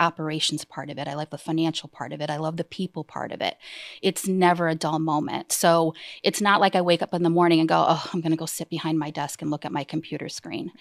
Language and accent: English; Easthampton, Massachusetts, United States; I I'm born and raised in East Hampton